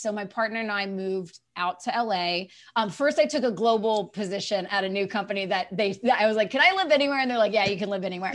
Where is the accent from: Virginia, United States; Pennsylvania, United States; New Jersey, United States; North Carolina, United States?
North Carolina, United States; eastern; moved away; I grew up in eastern North Carolina